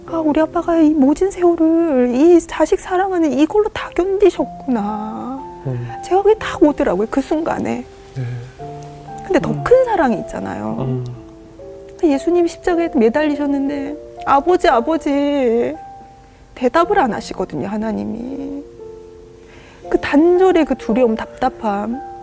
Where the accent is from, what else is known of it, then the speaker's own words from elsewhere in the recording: Busan, South Korea; now in Gapyeong, South Korea; 제가 부산 사람이라